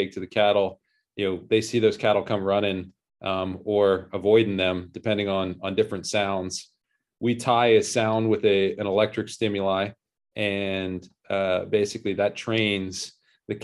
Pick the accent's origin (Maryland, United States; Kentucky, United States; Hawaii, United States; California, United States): Maryland, United States; Annapolis; moved away as an adult; also born or lived in New York; I grew up in Annapolis, Maryland.